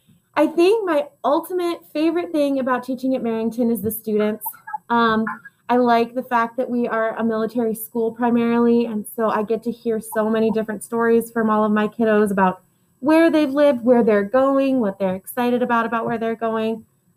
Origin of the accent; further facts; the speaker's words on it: Dubai, United Arab Emirates; I grew up in Dubai, which is in the United Arab Emirates.